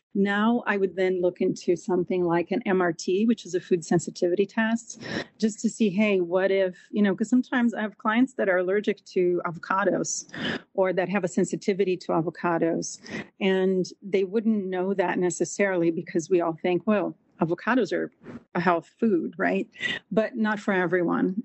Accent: Brazil; moved away as an adult; now in United States; I grew up in Brazil

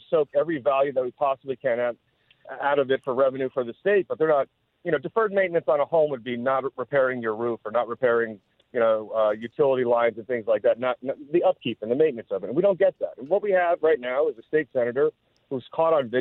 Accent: New Jersey, United States; now in Miami, United States; I was born and raised in New Jersey

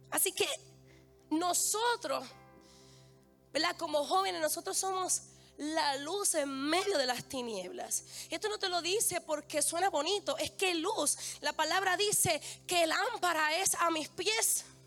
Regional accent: Bayamón, Puerto Rico; si yo vengo de Bayamón

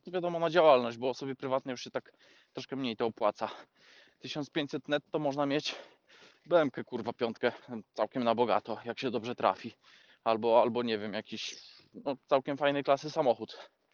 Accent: Poland; moved away; u nas w Polsce

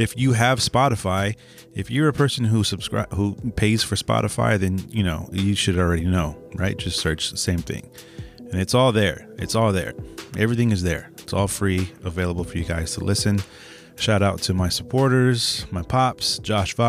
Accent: San Francisco, California, United States; I'm from San Francisco. I'm born in the Bay. Yeah, so that's my hometown.

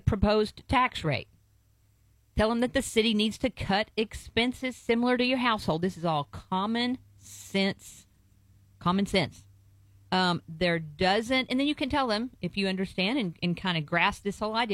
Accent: East Texas, United States; I grew up in East Texas

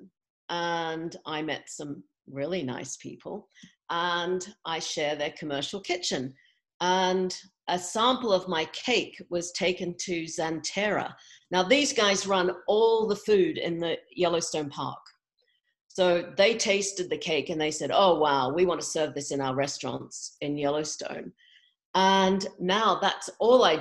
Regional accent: Australia; moved away as an adult; also born or lived in England / California; now in Montana, United States; I grew up in Australia, but then moved to England in my early 20s.

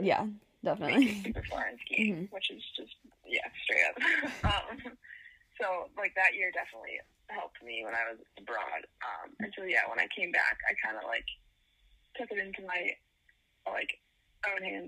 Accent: Yarmouth, Maine, United States; moved away as an adult; also born or lived in Middlebury, Vermont; I am from Yarmouth, Maine, and grew up skiing there.

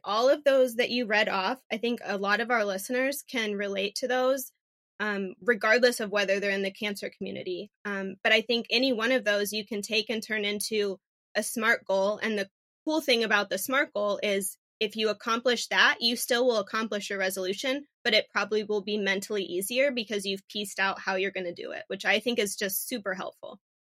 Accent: Phoenix, Arizona, United States; I am a native Phoenician, born and raised in Phoenix.

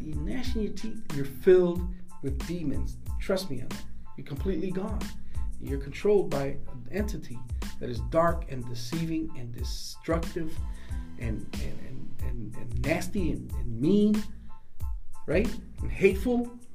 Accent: United States

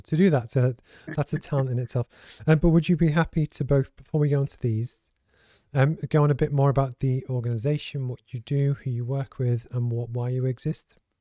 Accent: Liverpool, North West England, United Kingdom; I grew up in the Northwest, as you know, so in Liverpool, and I was raised by a single parent.

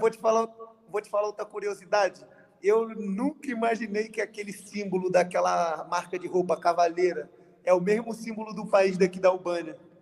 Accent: Rio de Janeiro, Brazil; also born or lived in Belford Roxo; eu moro no Rio de Janeiro, nasci no Rio de Janeiro

